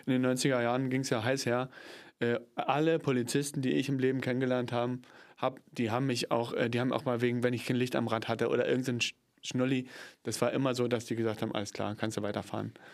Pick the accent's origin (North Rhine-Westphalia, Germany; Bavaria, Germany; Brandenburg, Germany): Brandenburg, Germany; Cottbus; ich komme aus Cottbus, bin ja geboren in Cottbus